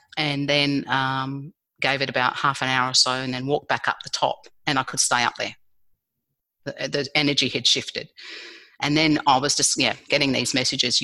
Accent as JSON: {"language": "English", "country": "Australia", "tie": "born or raised there", "said": "I was born in Australia"}